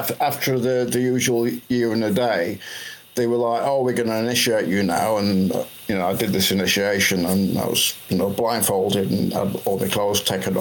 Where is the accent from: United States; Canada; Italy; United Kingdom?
United Kingdom; Blackpool, North West England; also born or lived in Huddersfield; I moved back from Huddersfield back to my hometown, Blackpool